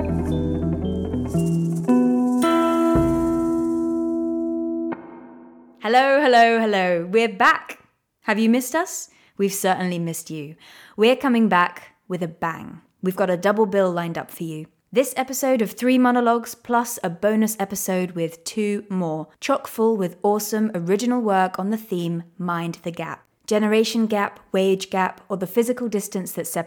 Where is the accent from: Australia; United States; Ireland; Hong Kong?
Hong Kong; moved away; I grew up in Hong Kong and my family are there.